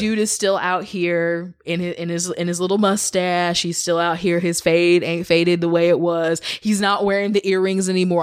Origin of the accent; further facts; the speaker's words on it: Kansas City, Missouri, United States; I grew up in Missouri. I grew up in the Kansas City area.